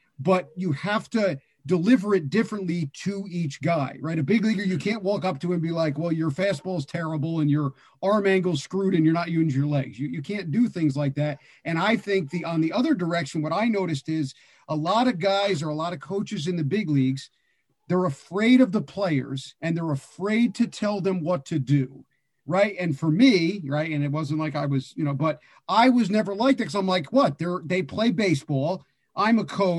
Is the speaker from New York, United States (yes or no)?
yes; New York City, New York, United States; moved away; I was from Brooklyn and coaching in Brooklyn